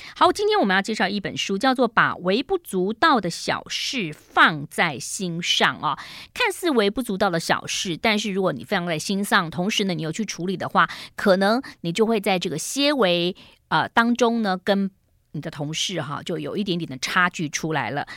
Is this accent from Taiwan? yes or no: yes; Taiwan; 我们台湾人